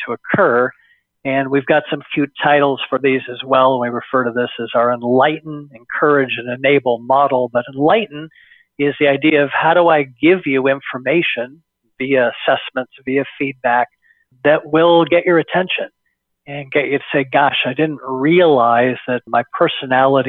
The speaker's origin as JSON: {"language": "English", "area": "Bay Area", "region": "California", "country": "United States", "tie": "born or raised there", "said": "born and raised in the Bay Area"}